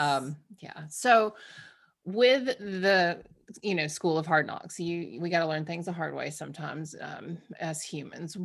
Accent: Georgia, United States; also born or lived in outside of Boston; now in Massachusetts, United States; I'm from Georgia

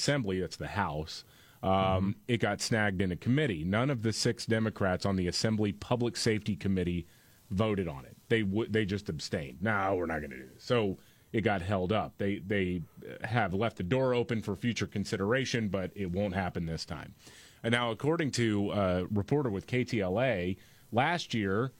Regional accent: Houston, Texas, United States; I grew up in Houston

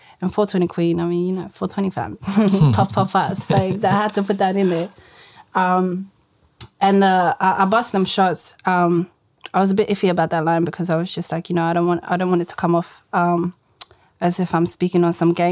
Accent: Sydney, New South Wales, Australia; I grew up in South Granville my whole life, lived there with all my Habibs.

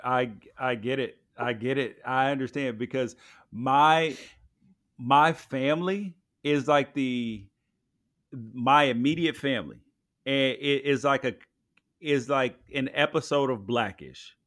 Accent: Memphis, Tennessee, United States; I grew up in Memphis

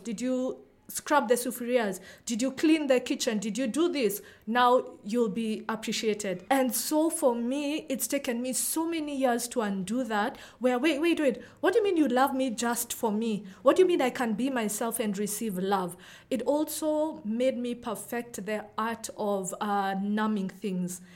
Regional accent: Nairobi, Kenya; I'm from Kenya, specifically Nairobi, which is where I've grown up, lived all my life

